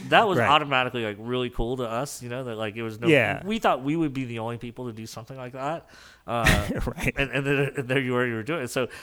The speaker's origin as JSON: {"language": "English", "town": "New Orleans", "region": "Louisiana", "country": "United States", "said": "I'm from New Orleans"}